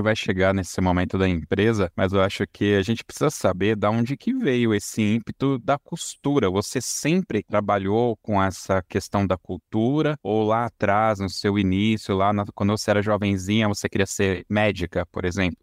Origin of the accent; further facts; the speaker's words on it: São Paulo, Brazil; na minha infância, né, aqui em São Paulo